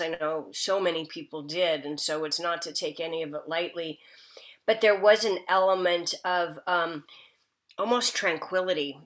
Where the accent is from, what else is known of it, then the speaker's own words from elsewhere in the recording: Nebraska, United States; also born or lived in Kansas; now in California, United States; I'm from the Midwest. I grew up, I was born in Kansas and grew okay. up in Nebraska